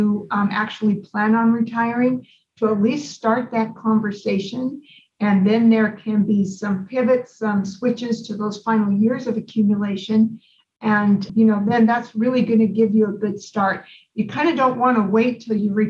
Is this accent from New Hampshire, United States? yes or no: no; Idaho, United States; now in Arizona, United States; I grew up in Idaho